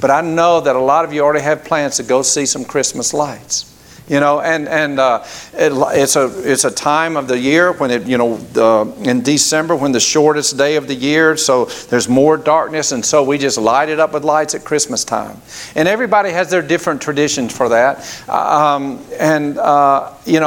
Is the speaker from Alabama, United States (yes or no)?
yes; Grady, Alabama, United States; moved away; where we grew up in Grady, Alabama